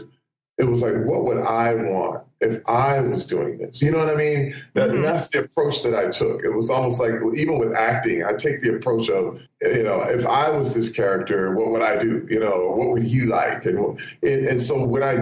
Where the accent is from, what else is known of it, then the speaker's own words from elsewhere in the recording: Flint, Michigan, United States; moved away; I grew up in Flint, Michigan, but as a kid, I was an artist